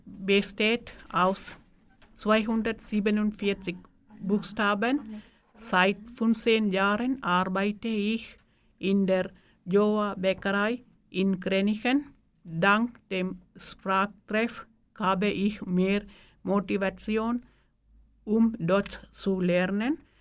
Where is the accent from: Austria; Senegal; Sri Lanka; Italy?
Sri Lanka; first language Tamil; German is a second language; moved away as an adult; now in Suhr, Switzerland; Davor lebte ich in Sri Lanka. Meine Muttersprache ist Tamilisch